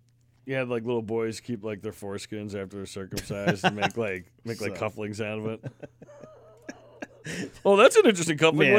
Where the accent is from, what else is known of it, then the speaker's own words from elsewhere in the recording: New York, United States; now in Maine, United States; I never seen it before I moved to Maine. Now, I came right from New York, so there's no balls on trucks in New York.